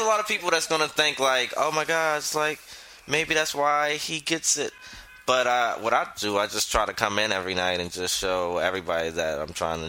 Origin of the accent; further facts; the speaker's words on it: Georgetown, South Carolina, United States; now in New York, United States; 843 for South Carolina, because I'm originally from Georgetown, South Carolina, where the weed's not that good.